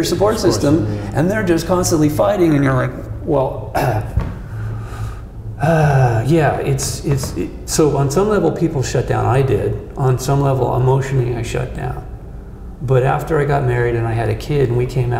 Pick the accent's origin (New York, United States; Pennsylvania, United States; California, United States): California, United States; Malibu; When I was a kid growing up in Malibu on the beach